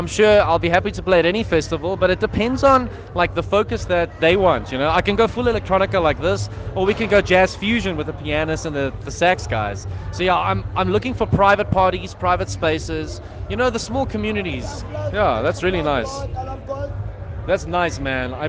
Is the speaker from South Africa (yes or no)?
yes; South Africa; as a South African